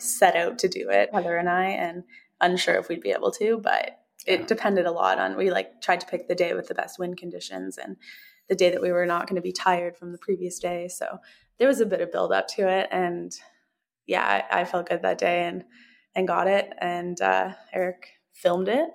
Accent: Canada; also born or lived in Oregon; I'm Canadian, so we spend kind of half the year there

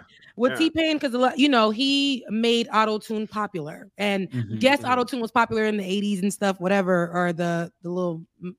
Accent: South Florida, United States; accent: Florida; moved away; because you know I'm from Florida, so I have that accent.

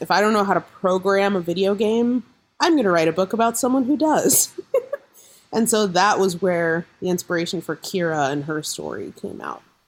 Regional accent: Corvallis, Oregon, United States; I grew up in Corvallis, Oregon

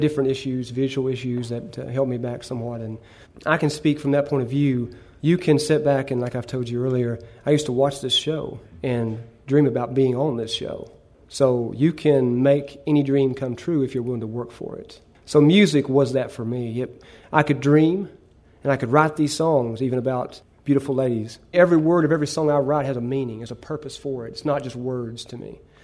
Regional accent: Prestonsburg, Kentucky, United States; I was born and raised in Prestonsburg

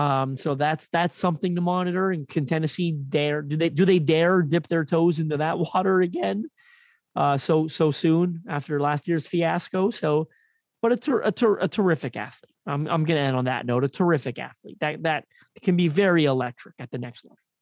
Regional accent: Canada; I'm Canadian

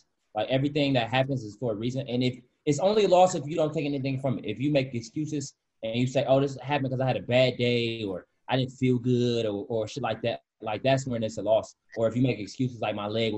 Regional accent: Michigan, United States; moved away; I'm from Michigan. Michigan is a very racist state

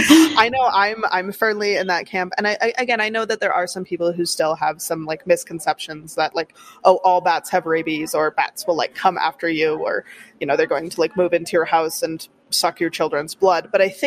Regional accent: Wisconsin, United States; Here, and you know, growing up in Wisconsin, same deal.

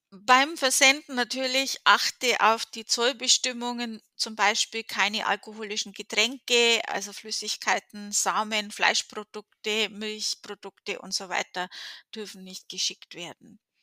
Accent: Germany; now in United States; von meiner Heimatstadt

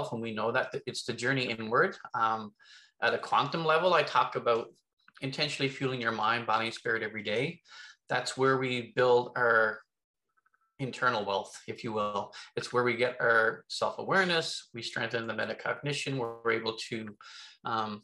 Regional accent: Newfoundland and Labrador, Canada; I'm originally from Newfoundland.

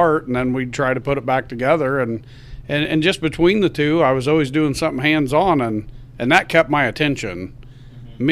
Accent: Akron, Indiana, United States; also born or lived in Rochester, Indiana; I was born in Rochester, Indiana, and I was raised in Akron my whole life

